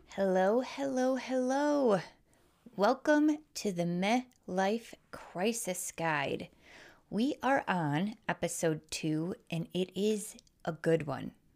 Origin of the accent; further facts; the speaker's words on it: Wisconsin, United States; accent: Midwest; I was raised in Wisconsin, if you can, if you can't tell by my accent